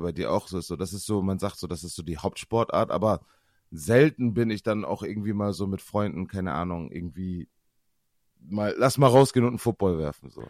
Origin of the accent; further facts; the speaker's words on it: Osnabrück, Lower Saxony, Germany; bei uns in Osnabrück